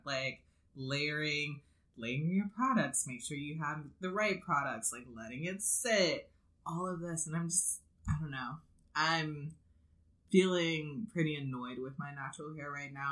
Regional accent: one of the black suburbs of Detroit, Michigan, United States; moved away; I am from Michigan. Mm-hmm. And there was a time where I went back home and stayed with my parents

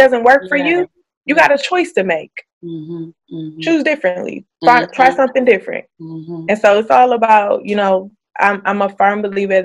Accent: Illinois, United States; moved away as an adult; now in Maryland, United States; So I'm in Maryland, but I'm from Illinois and I've been out here since 2012

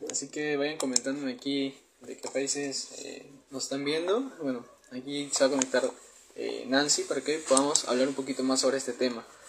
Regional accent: Peru; soy de Perú

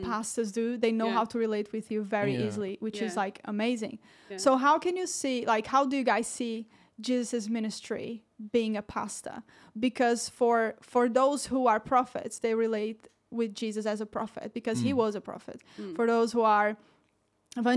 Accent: Portugal; also born or lived in Brazil; now in Bedworth, United Kingdom; I'm Brazilian, guys, if you don't know that. I'm Brazilian. Woo-hoo. I was raised in Portugal.

